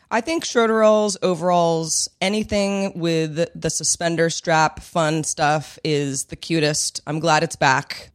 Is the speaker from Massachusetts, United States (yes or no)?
no; Bay Area, California, United States; we're from the Bay Area, my parents are from the Bay Area